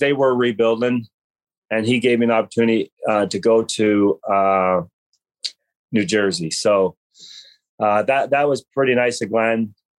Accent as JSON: {"language": "English", "country": "Canada", "said": "as a Canadian boy"}